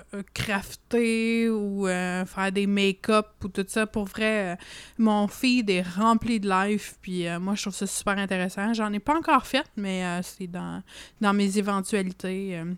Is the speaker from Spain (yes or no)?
no; Canada; accent: franco-canadien; also born or lived in Montreal; je suis très fière de mon accent franco-canadien